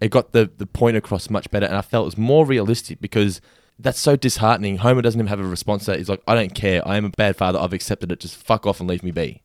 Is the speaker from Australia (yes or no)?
yes; Australia; I'm Australian